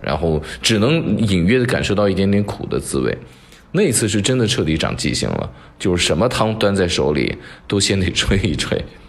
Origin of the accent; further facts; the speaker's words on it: Shaanxi, China; 在我们陕西小片儿子的这个面馆里面